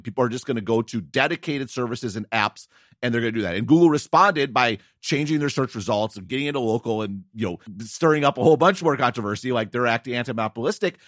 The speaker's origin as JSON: {"language": "English", "country": "United States", "said": "as an American"}